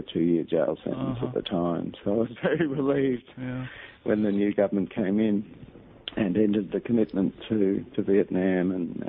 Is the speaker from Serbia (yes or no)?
no; Melbourne, Victoria, Australia; also born or lived in Charleville, Queensland; I was born in Melbourne, actually, but my father worked for the Bureau of Meteorology in Australia and was transferred up to Charleville, which is in outback Queensland, almost on the edge of the desert, really, very dry place.